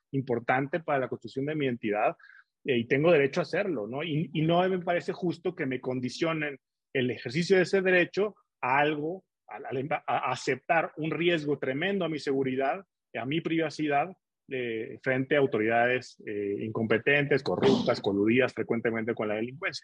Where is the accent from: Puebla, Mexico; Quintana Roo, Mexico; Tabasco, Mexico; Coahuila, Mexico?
Coahuila, Mexico; Torreón; now in Mexico City, Mexico; mi equipo de fútbol de la ciudad donde nací